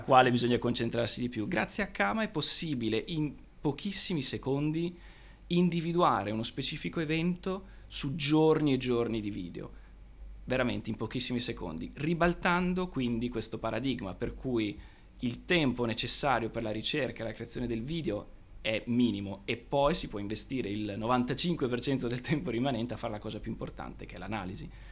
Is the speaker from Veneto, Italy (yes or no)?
yes; Padua, Veneto, Italy; nato e cresciuto a Padova